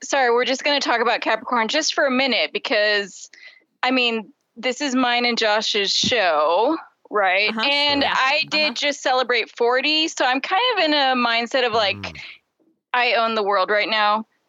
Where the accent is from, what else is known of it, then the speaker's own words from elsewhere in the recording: Springfield, Missouri, United States; I hated it as a kid growing up in Springfield, Missouri.